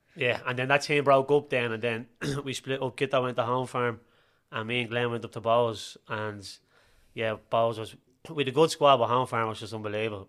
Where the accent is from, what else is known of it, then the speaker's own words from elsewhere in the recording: Dublin, Leinster, Ireland; I was born in Dublin's north inner city